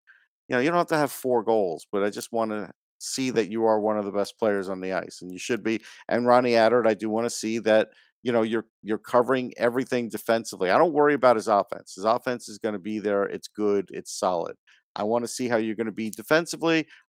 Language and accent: English; New York, United States; growing up in New York